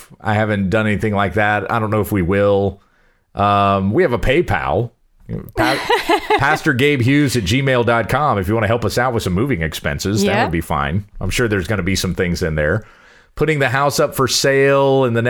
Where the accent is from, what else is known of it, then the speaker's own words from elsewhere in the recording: South Carolina, United States; born there; I've always been a Southern boy at heart anyway. I was born in South Carolina.